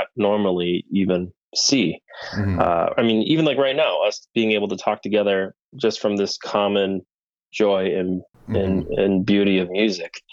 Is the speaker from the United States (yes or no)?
yes; Rochester, Minnesota, United States; now in Richfield, United States; I'm originally from Rochester